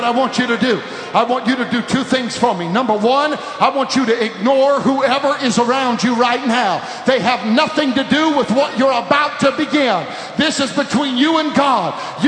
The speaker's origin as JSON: {"language": "English", "region": "California", "country": "United States", "said": "I don't care where you're from. I'm from California. It doesn't matter."}